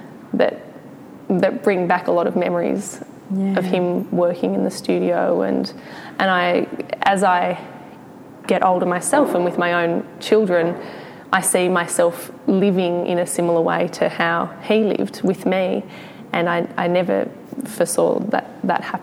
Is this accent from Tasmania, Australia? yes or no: no; Briagolong, Victoria, Australia; I was born in Bryagalong, which is in East Gippsland